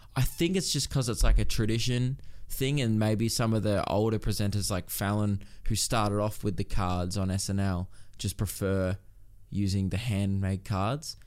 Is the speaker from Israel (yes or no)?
no; Melbourne, Victoria, Australia; I grew up in Melbourne